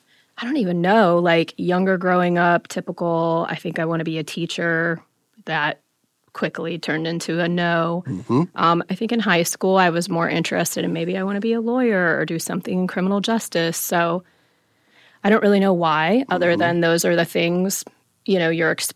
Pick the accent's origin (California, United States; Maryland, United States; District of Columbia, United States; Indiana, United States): Indiana, United States; Fort Wayne; On the northwest side, mostly.